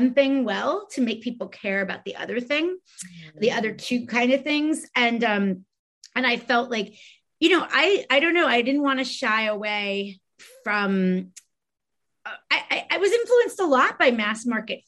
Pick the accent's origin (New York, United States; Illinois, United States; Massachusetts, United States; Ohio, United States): New York, United States; New York City; I'm from Brooklyn